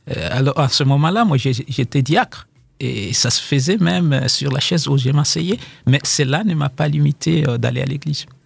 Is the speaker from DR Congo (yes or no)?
yes; DR Congo; now in South Africa; en tant que Congolais, les gens, ils me disent bon, allez chez toi au Congo faire la paix